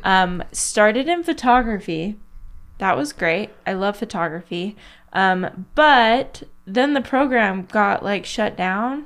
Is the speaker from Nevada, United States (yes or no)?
yes; Las Vegas, Nevada, United States; born or raised there